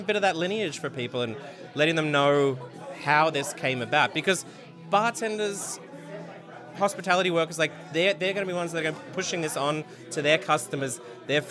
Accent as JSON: {"language": "English", "town": "Melbourne", "region": "Victoria", "country": "Australia", "tie": "born or raised there", "moved": "yes", "lives_now": "New York, United States", "said": "my hometown, Melbourne"}